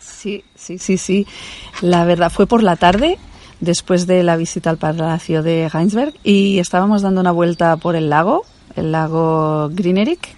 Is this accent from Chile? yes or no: no; Barcelona, Catalonia, Spain; yo que soy de Barcelona, pues estoy acostumbrada a coches, ruido, motos